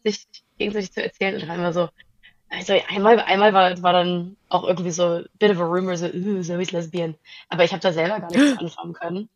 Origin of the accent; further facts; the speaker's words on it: outside Zurich, Switzerland; also born or lived in Großburgwedel, Lower Saxony, Germany / Herliberg, Switzerland; now in Berlin, Germany; danach sind wir in die Schweiz gezogen. Ähm, also ich bin nicht auf dem Land außerhalb von Zürich aufgewachsen.